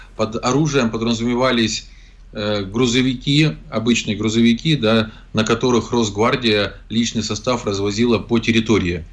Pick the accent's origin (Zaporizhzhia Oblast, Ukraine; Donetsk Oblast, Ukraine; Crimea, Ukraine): Zaporizhzhia Oblast, Ukraine; Zaporizhzhia; Зеленский побывал сначала в городе Запорожье, в котором его ненавидят, он прекрасно знает, поэтому избегает посещения моего родного города